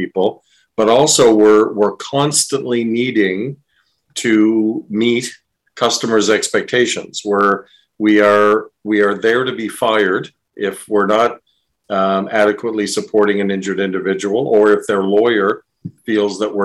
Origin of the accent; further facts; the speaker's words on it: East Coast of Canada, Canada; now in Windsor, Canada; I'm from the East Coast of the country and grew up there